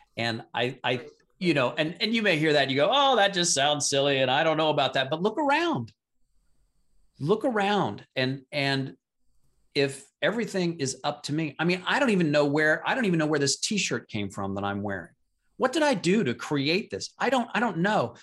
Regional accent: Midwest, United States; I'm from the Midwest

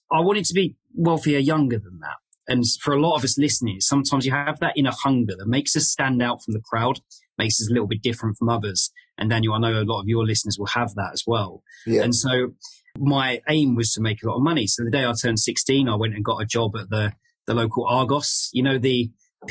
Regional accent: London, United Kingdom; moved away as an adult; now in Leeds, United Kingdom; I grew up in Southeast London.

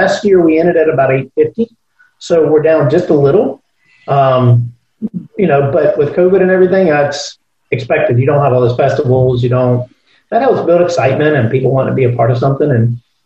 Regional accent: Tallahassee, Florida, United States; also born or lived in Atlanta / New Orleans; I grew up in Tallahassee. We moved here when I was 4 years old

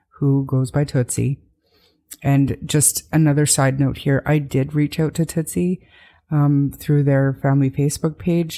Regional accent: Canada; being Canadian

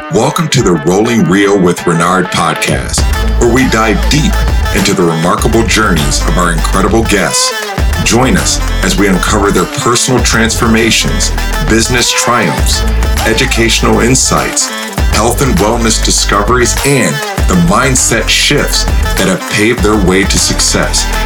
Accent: Buffalo, New York, United States; we grew up on uh, Goodyear Avenue uh, in Buffalo, New York.

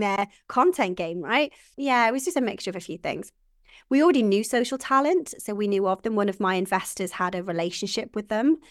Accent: Welsh, Wales, United Kingdom; I am Welsh

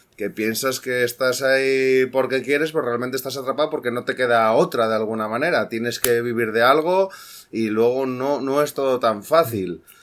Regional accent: Asturias, Spain; moved away; yo soy de Asturias, soy asturiano

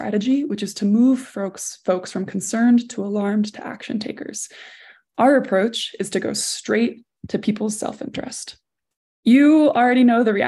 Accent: Four Corners area, United States; also born or lived in New England; now in Boulder, Utah, United States; I myself live in a small town in southern Utah. I'm from the Four Corners area

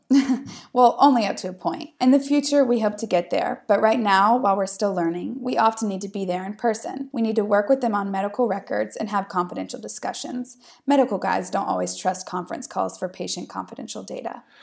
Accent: United States; moved away; I'm American

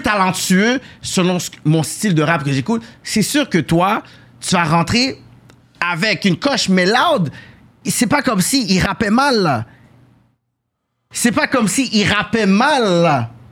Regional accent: Quebec, Canada; je suis né dedans

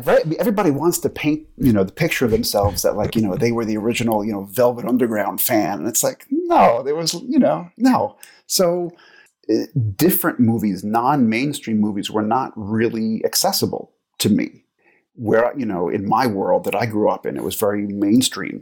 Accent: New York, United States; moved away as an adult; also born or lived in Los Angeles / Croatia; now in Geneva, Switzerland; I grew up in New York, but I have not lived in the U S for probably coming up on ten years now

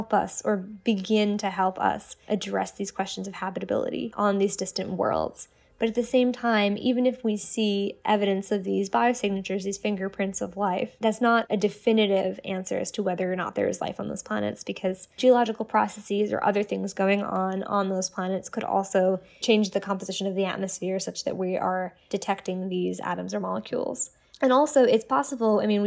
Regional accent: New York City, New York, United States; I grew up in New York City

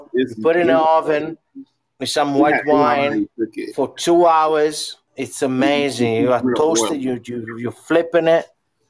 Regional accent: northern Italy, Italy; From Italy, north of Italy.

